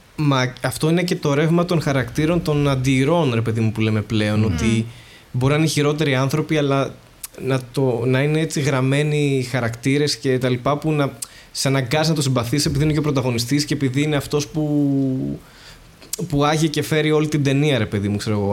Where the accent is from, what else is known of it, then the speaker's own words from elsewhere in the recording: Greece; εμείς που είμαστε Έλληνες